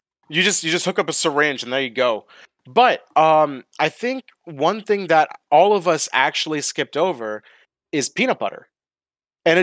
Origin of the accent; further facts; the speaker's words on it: Georgia, United States; So there's a reason I don't have a Southern accent, even though I was born and raised in the Deep South. Like, I'm from the original fucking capital of Georgia, like the home of the South.